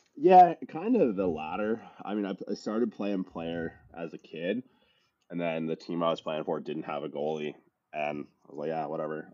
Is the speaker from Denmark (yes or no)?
no; Windsor, Ontario, Canada; moved away as an adult; also born or lived in Newfoundland / Toronto / California; I'm from Newfoundland originally. It's a small island province off the northeastern coast of Canada. I uh, grew up mostly in this kind of blue collar town in southwestern Ontario